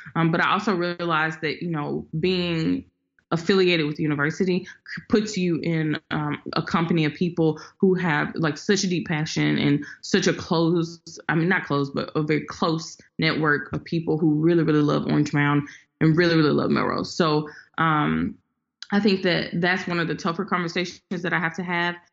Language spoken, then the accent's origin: English; Memphis, Tennessee, United States; I am from Memphis. I'm a first generation Memphian, and so um, I went to public school all the way up until fifth grade